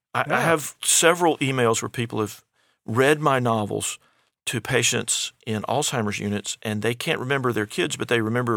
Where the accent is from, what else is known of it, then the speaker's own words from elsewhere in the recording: Alabama, United States; born there; now in Indianapolis, United States; I'm a son of the South. I was born in Alabama in 1961, last year, the baby boom.